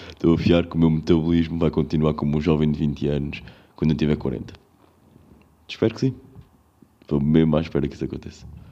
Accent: Covilhã, Centro, Portugal; now in Lisbon, Portugal; eu sou da Covilhã

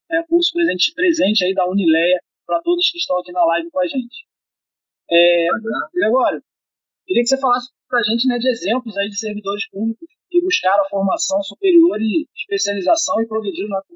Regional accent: Rio de Janeiro, Brazil; moved away as an adult; now in Niterói, Brazil; eu sou carioca, né, mas eu, eu, moro em Niterói já há 15 anos

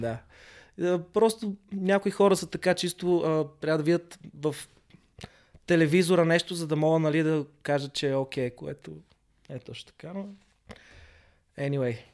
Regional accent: Sofia, Sofia City, Bulgaria; moved away as an adult; also born or lived in London, United Kingdom; аз съм израснал в Хаджи Димитър в София

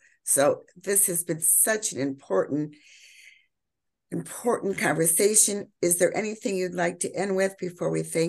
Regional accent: United States; and now I'm speaking as an American Jew

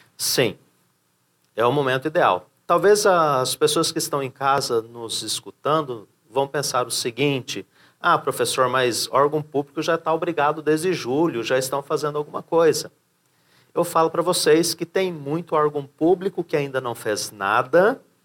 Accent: São Paulo, Brazil; Hoje estou em Santa Catarina, né? Sou de São Paulo

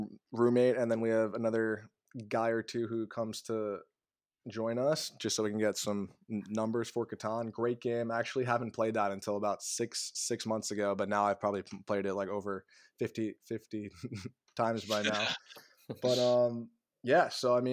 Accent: Long Island, New York, United States; also born or lived in South Africa / New Jersey; I moved here when I was six

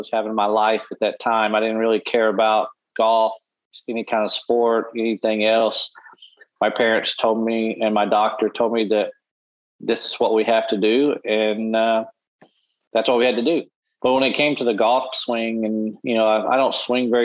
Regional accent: Arkadelphia, Arkansas, United States; grew up in a small town in Arkansas called Arkadelphia

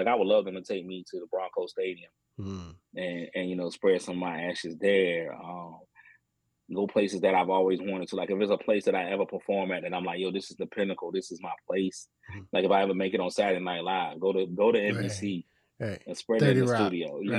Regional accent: Colorado, United States; born there; And then I was born in Colorado. Mm-hmm. So my mom lived in Colorado for a little bit.

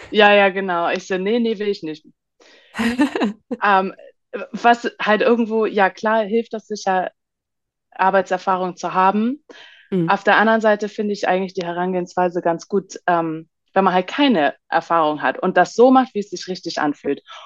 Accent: Hamburg, Germany; moved away as an adult; also born or lived in Bali, Indonesia; Ich komme ursprünglich aus Hamburg und pendel aber mittlerweile zwischen, ja, Deutschland und Bali in Indonesien

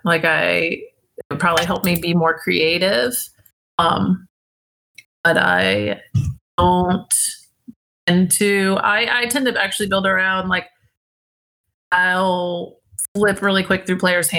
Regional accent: Savannah, Georgia, United States; She's from Tennessee. I'm from Savannah. I was just kind of being country and being really silly.

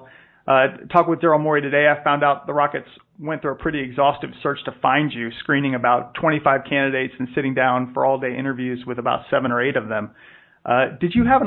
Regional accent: New York, United States; moved away; also born or lived in Boston; I was born in New York, lived in Boston for a few years

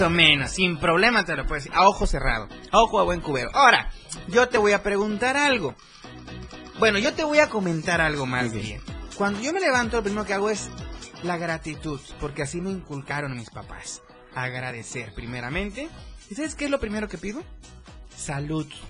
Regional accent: Chiapa de Corzo, Chiapas, Mexico; moved away; en Chiapa de Corso pues, y municipios aledaños, ¿ok? Allá de donde vengo yo, de donde vengo yo

